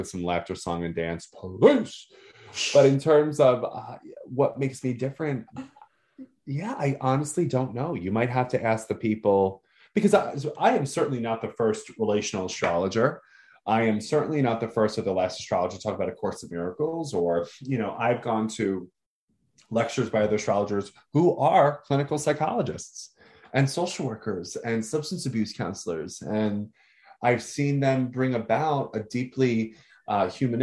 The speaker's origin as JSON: {"language": "English", "region": "New York", "country": "United States", "said": "being a New Yorker"}